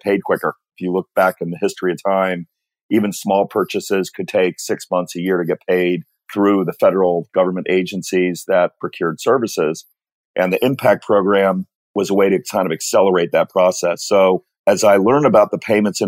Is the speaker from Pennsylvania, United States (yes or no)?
no; Connecticut, United States; moved away as an adult; also born or lived in New Hampshire; I grew up in Connecticut and ultimately moved to New Hampshire